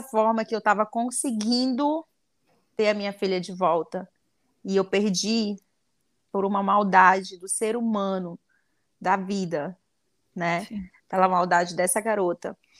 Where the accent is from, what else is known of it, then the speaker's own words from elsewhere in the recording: Anori, Amazonas, Brazil; no interior do Amazonas, vai ser lá em Anori, onde eu nasci